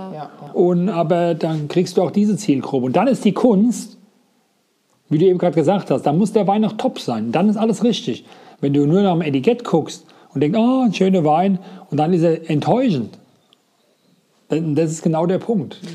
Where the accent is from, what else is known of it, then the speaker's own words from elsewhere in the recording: Rheinhessen, Rhineland-Palatinate, Germany; Bei uns in Rheinhessen